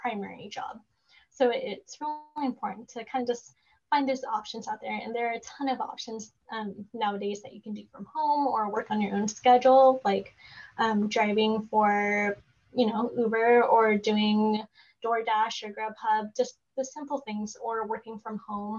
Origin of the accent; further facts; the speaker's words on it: Oregon, United States; So I live in Oregon. So I'm from Oregon